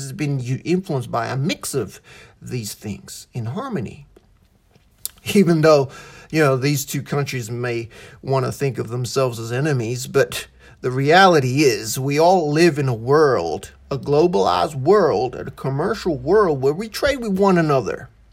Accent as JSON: {"language": "English", "country": "Australia", "tie": "born or raised there", "also_born_or_lived": "Malaysia", "first_language": "English", "said": "I was born in Malaysia, grew up in Australia, I have an Australian citizenship."}